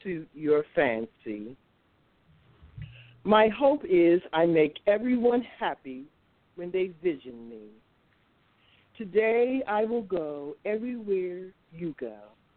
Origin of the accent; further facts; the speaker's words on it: Capitol Heights, Maryland, United States; Yes, I am. I'm from Capitol Heights area